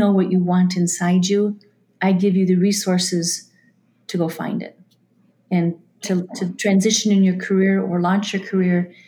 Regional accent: Minnesota, United States; I'm from Minnesota.

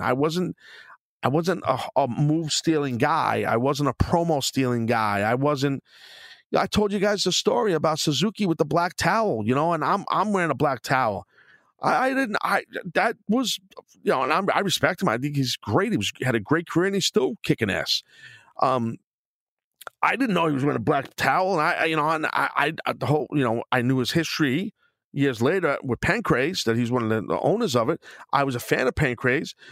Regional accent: New York City, New York, United States; also born or lived in Queens; I'm a New York City guy, and, you know, growing up in Brooklyn, living in Queens, and living in Brooklyn

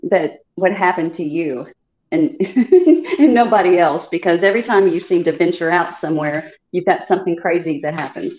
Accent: Chicago, Illinois, United States; also born or lived in the South (US); now in the South, United States; I'm originally from Chicago, but I've been in the South for many many

